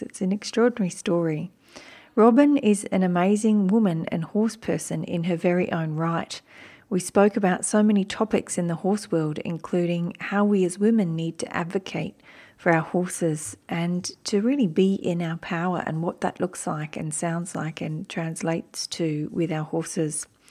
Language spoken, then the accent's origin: English; Wiradjuri country, New South Wales, Australia; also born or lived in Turrbal and Jagera country (Brisbane, Queensland); now in Brisbane, Australia; I was born on Wiradjuri country